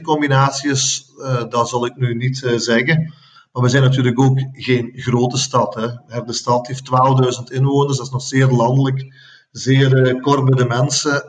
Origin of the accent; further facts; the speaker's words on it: Herk-de-Stad, Flanders, Belgium; Ik voel me Herkenaar, ik voel me Limburger, ik voel me Vlaming, ik voel me Belg en ik voel me zelfs Europeaan.